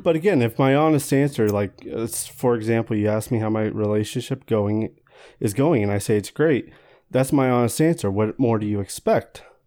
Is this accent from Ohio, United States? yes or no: no; Walla Walla, Washington, United States; I grew up in Walla Walla